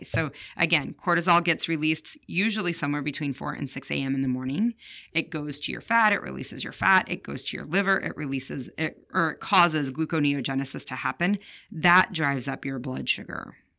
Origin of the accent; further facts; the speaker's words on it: Chicago, Illinois, United States; I grew up in Chicago